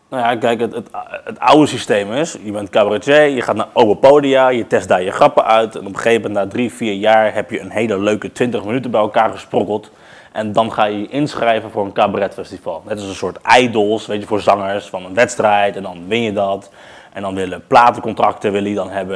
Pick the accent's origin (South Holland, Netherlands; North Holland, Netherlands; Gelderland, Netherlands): South Holland, Netherlands; The Hague; in de Schilderswijk